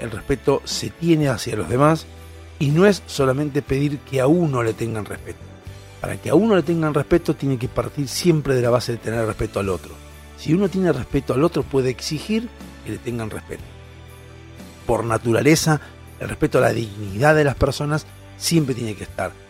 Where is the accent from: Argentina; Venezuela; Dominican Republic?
Argentina; somos los argentinos